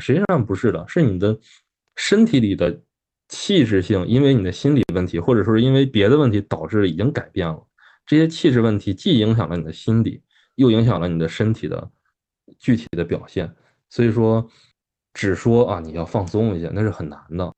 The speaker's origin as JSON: {"language": "Chinese", "country": "China", "said": "我们中国人"}